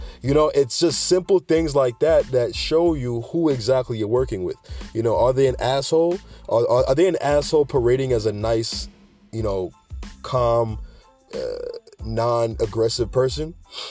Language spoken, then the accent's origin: English; New York, United States; I'm a guy from New York that loves to joke and tell jokes. And like many people's reputation in New York, they talk a lot, right?